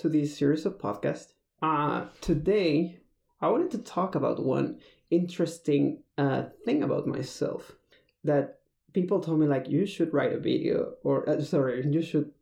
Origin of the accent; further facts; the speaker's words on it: Mexico; moved away as an adult; also born or lived in Texas; I'm originally from Mexico, but I moved to the States because of work